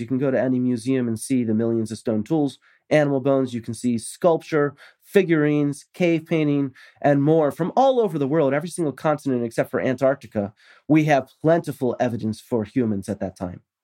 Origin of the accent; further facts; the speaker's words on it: United States; I'm American